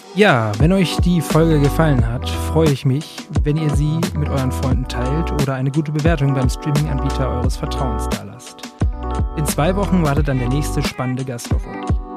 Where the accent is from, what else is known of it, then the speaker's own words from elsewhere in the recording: Braunschweig, Lower Saxony, Germany; für jemanden wie mich jetzt, der aus Braunschweig kommt